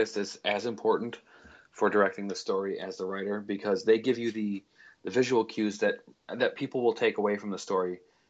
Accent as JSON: {"language": "English", "region": "Illinois", "country": "United States", "said": "I'm from Illinois."}